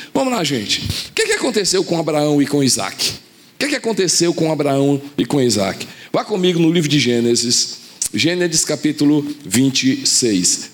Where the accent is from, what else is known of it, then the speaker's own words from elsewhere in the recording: Fortaleza, Ceará, Brazil; also born or lived in Recife, Pernambuco; nasci em Recife, fui para Fortaleza. Ah, meus pais eh, vieram aqui a trabalho e foi o período que eu nasci. Eh, a gente voltou para Fortaleza